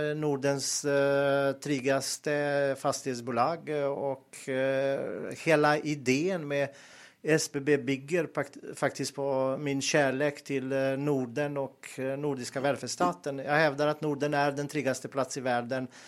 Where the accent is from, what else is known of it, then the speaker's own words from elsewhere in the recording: Montenegro; Swedish is a second language; moved away as an adult; also born or lived in Bosnia; now in Sweden; jag är född och uppväxt i Montenegro och eh, var och bodde i Bosnien. Jag, när jag var ung flyttade jag.